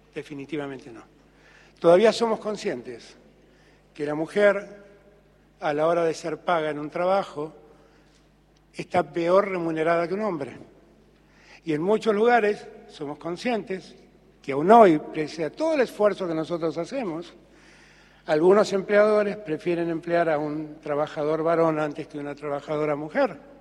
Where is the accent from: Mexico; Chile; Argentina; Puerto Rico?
Argentina